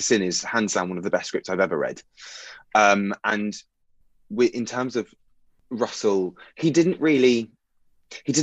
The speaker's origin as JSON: {"language": "English", "town": "Bournemouth", "region": "South West England", "country": "United Kingdom", "tie": "born or raised there", "moved": "as an adult", "lives_now": "London, United Kingdom", "said": "I am from Bournemouth. Well, I'm from just outside Bournemouth, which is on the south coast of England"}